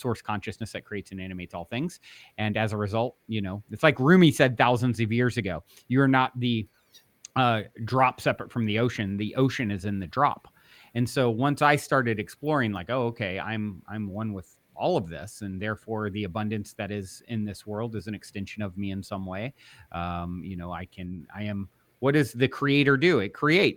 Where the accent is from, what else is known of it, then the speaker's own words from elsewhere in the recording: East Coast, United States; now in Los Angeles, United States; I currently reside in Los Angeles, the Los Angeles area, California, and I was raised on the East Coast